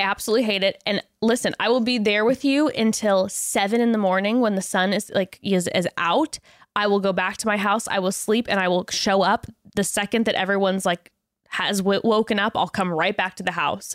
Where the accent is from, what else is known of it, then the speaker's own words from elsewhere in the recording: West Coast, United States; born and raised on the West Coast